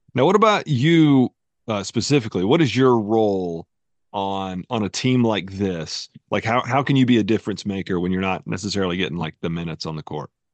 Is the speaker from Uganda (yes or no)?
no; North Carolina, United States; moved away as an adult; also born or lived in Knoxville, Tennessee; I lived most of my life in North Carolina